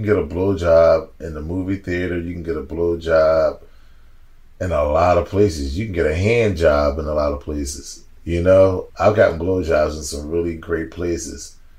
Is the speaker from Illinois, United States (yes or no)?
no; Los Angeles, California, United States; Yeah. Where you from? I'm from Cali.